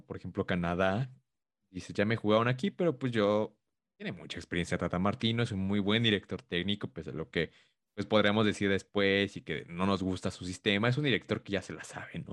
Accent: Mexico; nosotros como mexicanos

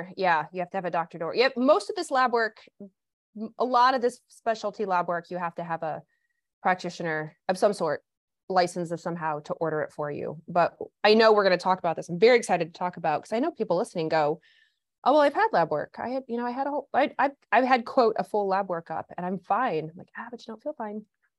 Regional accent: Kentucky, United States; I was despite the lack of accent, I grew up in Kentucky.

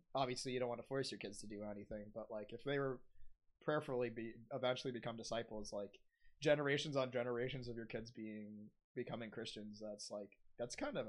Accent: United States; Because I was born in America.

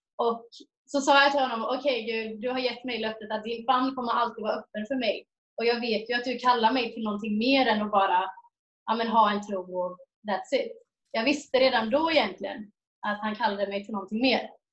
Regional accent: Jönköping, Jönköping County, Sweden; moved away as an adult; now in Mariestad, Sweden; jag kommer från Jönköping, har bott där i 18 år, men bor i Mariestad sedan fyra år tillbaks.

